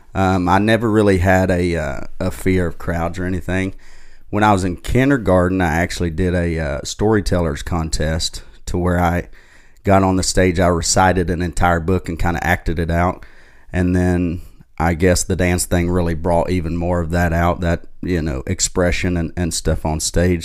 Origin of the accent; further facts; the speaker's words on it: Knoxville, Tennessee, United States; now in Nashville, United States; East Tennessee is where I grew up in Knoxville